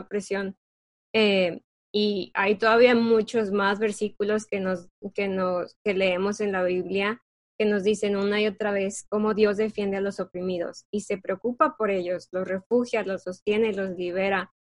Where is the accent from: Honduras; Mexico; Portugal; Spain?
Mexico; nosotras que somos de México